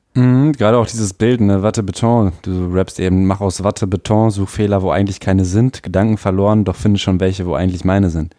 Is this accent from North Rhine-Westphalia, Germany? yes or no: yes; Ahlen, North Rhine-Westphalia, Germany; Wir sind beide in Aalen geboren.